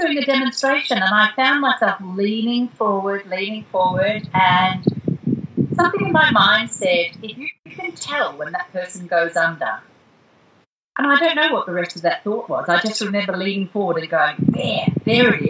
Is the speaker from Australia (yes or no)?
yes; Darwin, Northern Territory, Australia; moved away; also born or lived in Europe / Perth; We had very little entertainment when I was growing up in Darwin